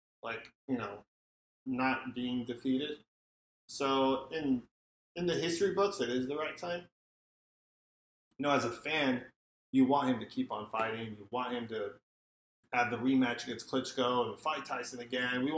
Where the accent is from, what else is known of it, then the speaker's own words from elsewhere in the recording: United States; we're American fans